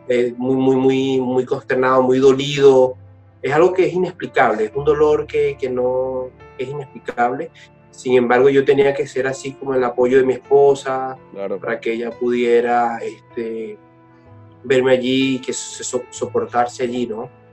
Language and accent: Spanish; Portuguesa, Venezuela; yo soy venezolano, igual que mi esposa, soy del Estado portuguesa